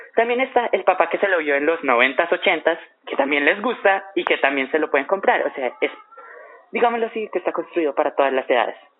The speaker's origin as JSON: {"language": "Spanish", "country": "Colombia", "said": "nuestro caso es Colombia"}